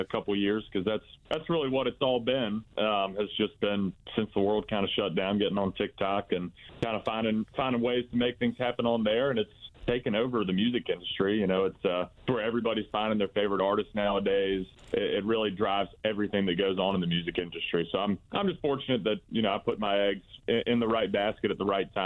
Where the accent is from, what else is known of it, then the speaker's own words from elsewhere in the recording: Winston-Salem, North Carolina, United States; I'm from Winston-Salem, and we had the Winston-Salem Dash was our minor league baseball team growing up